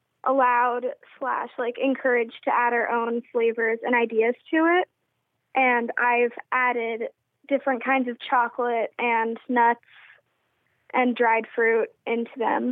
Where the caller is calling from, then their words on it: Sharon, Vermont, United States; I'm from Sharon, Vermont.